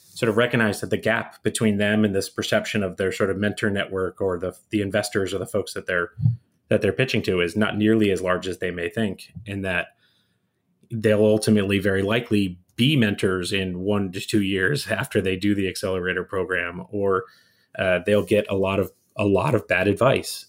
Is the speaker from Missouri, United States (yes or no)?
no; Bay Area outside of San Francisco, California, United States; moved away as an adult; now in Chicago, United States; I grew up in the Bay Area outside of San Francisco